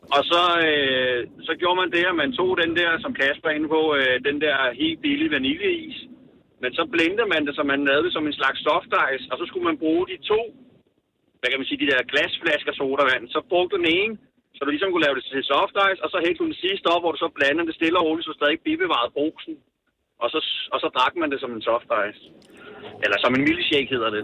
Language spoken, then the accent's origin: Danish; Engesvang, Central Denmark Region, Denmark; vi kommer fra Engesvang af